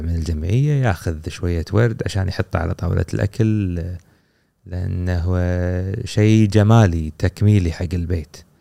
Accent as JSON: {"language": "Arabic", "country": "Kuwait", "said": "عندنا في الكويت"}